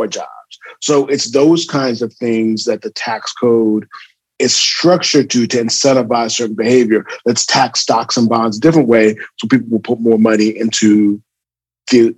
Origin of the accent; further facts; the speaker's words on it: California, United States; moved away as an adult; also born or lived in Atlanta, Georgia; I'm from California. So born and raised, went out to Morehouse, class of 93.